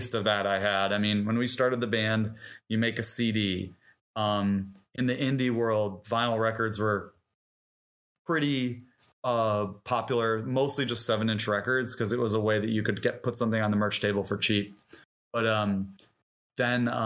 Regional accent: Detroit, Michigan, United States; moved away as an adult; also born or lived in Bloomington, Indiana; I grew up in Detroit

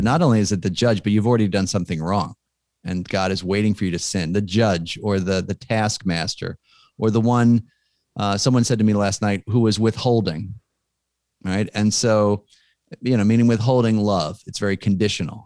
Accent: Philadelphia, Pennsylvania, United States; I'm from Philly

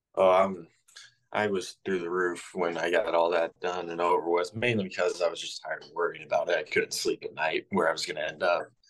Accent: Southern Illinois, United States; growing up in Southern Illinois, I have lived and breathed the Cardinals ever since I was born.

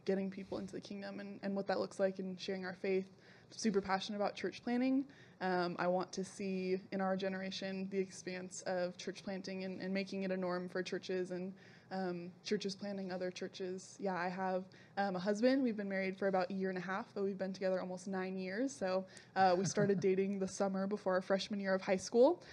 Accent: Southern California, United States; now in Tucson, United States; I was born and raised in Southern California

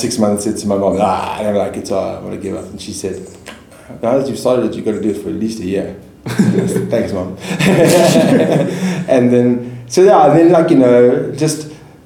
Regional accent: Johannesburg, Gauteng, South Africa; I grew up in Joburg. I'm Joburg born and bred

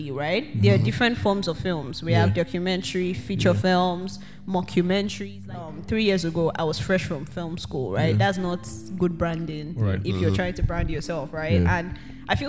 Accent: Lagos, Nigeria; moved away as an adult; now in Toronto, Canada; So I lived in Lagos all my life. Yeah. Like, I'm not originally from Lagos, but at this point I'm originally from Lagos because all my life, they've lived in Lagos.

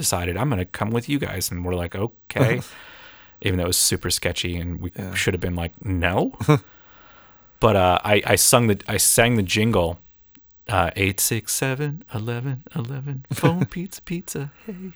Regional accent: Erie, Pennsylvania, United States; I grew up in Erie, Pennsylvania

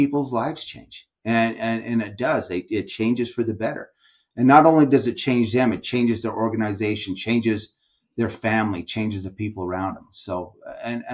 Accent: Utah, United States; I live in Utah, born and raised in Utah

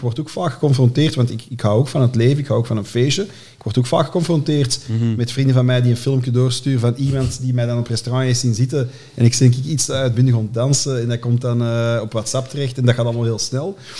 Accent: Antwerp, Flanders, Belgium; ik ben opgegroeid in Deuren-Zuid, onder de rand van Borgerhout

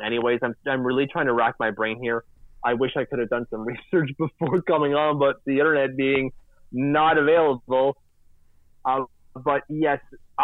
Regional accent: Vanier, Ontario, Canada; I was from Vanier.

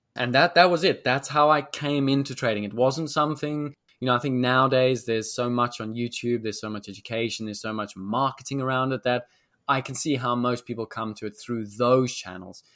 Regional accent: South Africa; moved away as an adult; also born or lived in London; South Africans, we are very naturally confident

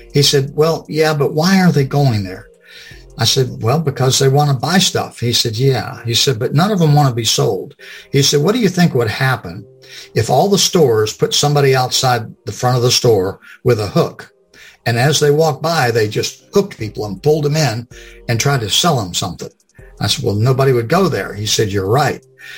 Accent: Lakeland, Florida, United States; Well, I was born and raised in Florida, and I'm still in Florida. It was a little town called Lakeland, which is not so little anymore.

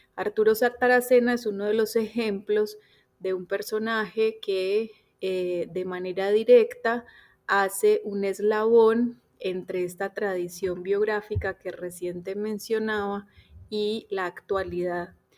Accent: Colombia; now in Argentina; colombiana radicada en Argentina desde hace ya varios años

